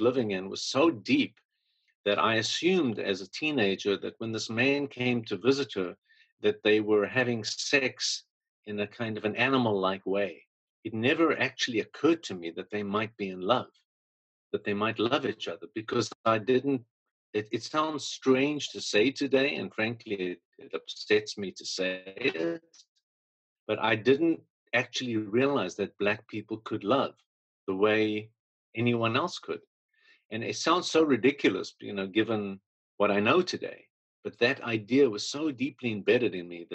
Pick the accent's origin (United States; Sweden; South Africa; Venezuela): South Africa; moved away as an adult; I was born in South Africa, 1957